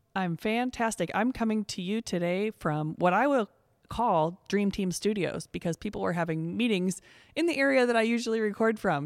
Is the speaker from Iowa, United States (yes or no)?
yes; Coralville, Iowa, United States; my hometown of Coraville